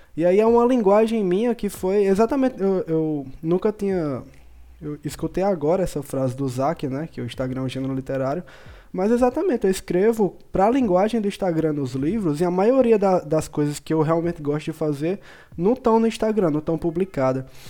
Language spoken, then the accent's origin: Portuguese; interior of Paraíba, Brazil; eu sou do interior da Paraíba